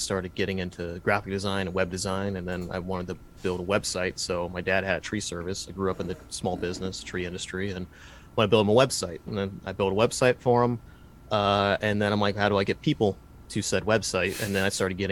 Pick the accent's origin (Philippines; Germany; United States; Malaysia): United States; Dayton, Ohio; I'm from the Rust Belt, from Dayton, Ohio. It's where I am here now